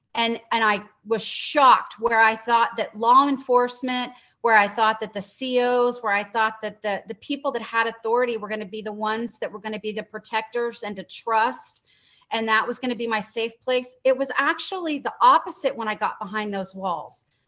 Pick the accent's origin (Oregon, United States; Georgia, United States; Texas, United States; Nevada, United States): Texas, United States; Dallas; I'm from Dallas, Texas, born and raised